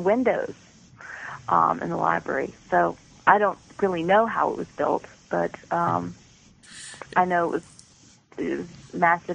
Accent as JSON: {"language": "English", "region": "Georgia", "country": "United States", "also_born_or_lived": "Atlanta, Georgia", "moved": "as an adult", "lives_now": "Maryland, United States", "said": "I was from Georgia, so, you know, not many Ice Age creatures down there, and now I live in Maryland"}